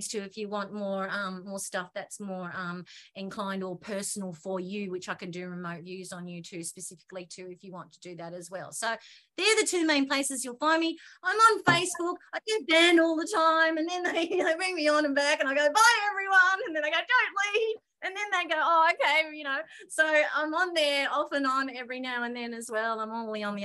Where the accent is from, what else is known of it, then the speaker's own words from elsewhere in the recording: Australia; I'm the Aussie on there